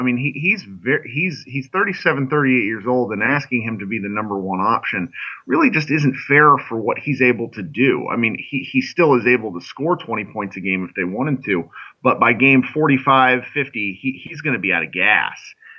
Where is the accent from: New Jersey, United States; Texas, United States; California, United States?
Texas, United States; Dallas; I grew up in the Dallas area